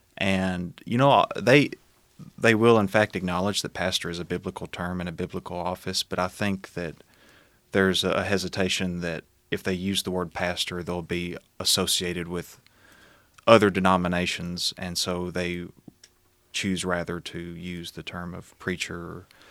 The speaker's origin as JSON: {"language": "English", "town": "Smithville", "region": "Tennessee", "country": "United States", "tie": "born or raised there", "said": "born and raised in Smithville, uh, Tennessee. Um, have lived all my life there, uh, still live there"}